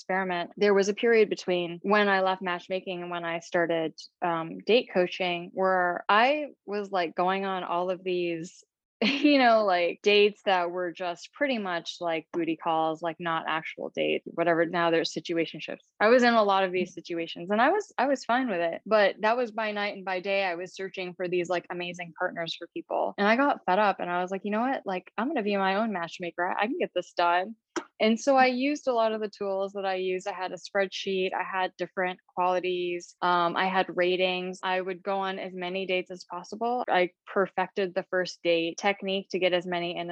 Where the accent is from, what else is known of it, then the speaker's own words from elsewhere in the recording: East Lansing, Michigan, United States; moved away as an adult; also born or lived in England / Asia; now in New York City, United States; growing up in East Lansing, Michigan